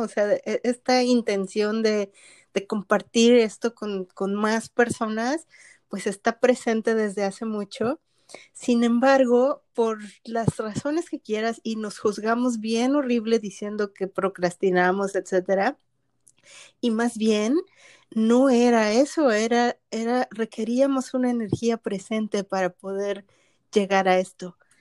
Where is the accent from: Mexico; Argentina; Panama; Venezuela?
Mexico; now in Canada; yo soy mexicana que vive en Canadá